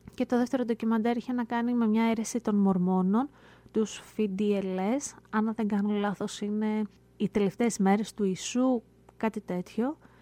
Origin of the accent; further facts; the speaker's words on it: Greece; now in United States; Εμεί που μένουμε πολύ μακριά, ε, εμεί που είμαστε εδώ στην Αμερική